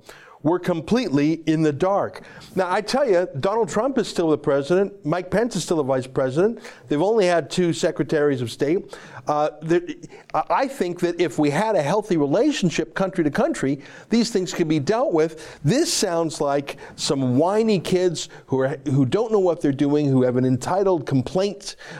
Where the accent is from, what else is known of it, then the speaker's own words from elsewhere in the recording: Canada; as a Canadian, I'm calling on you to put our partisan differences aside